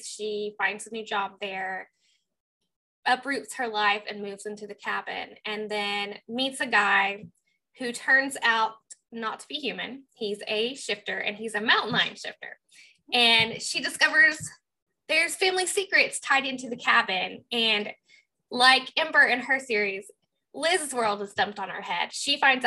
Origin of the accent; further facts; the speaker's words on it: Southeast Oklahoma, United States; where I grew up in Southeast Oklahoma.